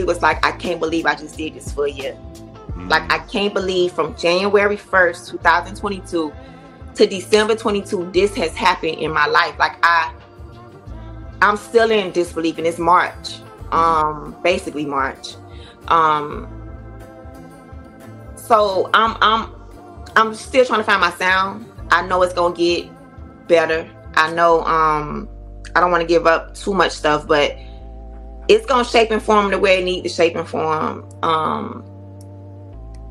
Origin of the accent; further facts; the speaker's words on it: Miami, Florida, United States; Being a Myammee girl, named …, born and raised in Myammee